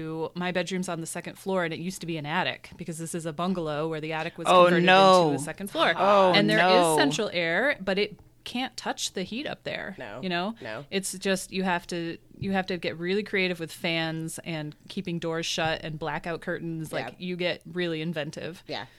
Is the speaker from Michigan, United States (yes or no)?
yes; Michigan, United States; now in Texas, United States; One of the things I noticed when I moved to Texas from Michigan